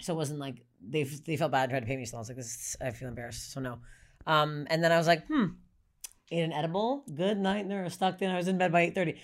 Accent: Canada; I'm Canadian

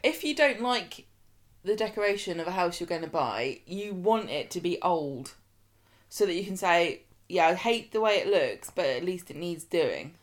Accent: United Kingdom; we down south

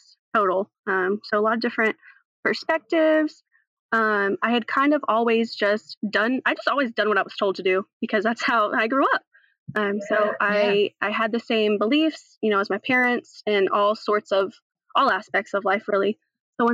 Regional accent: North Carolina, United States; also born or lived in Nashville, Tennessee; I'm originally from Nashville, Tennessee, actually, where I was born. And then I moved over to North Carolina, where I've been since I was about 3

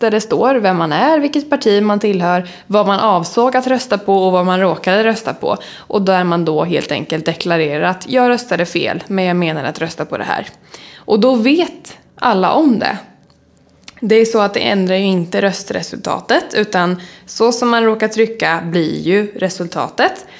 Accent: Åtvidaberg, Östergötland, Sweden; moved away as an adult; now in Stockholm, Sweden

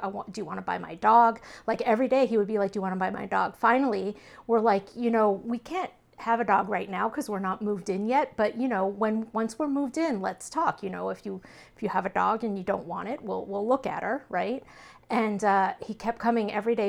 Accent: Texas, United States; we're Texan

